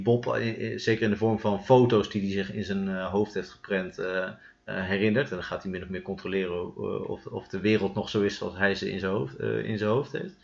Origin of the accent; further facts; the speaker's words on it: Utrecht, Netherlands; Wij komen allebei uit Utrecht.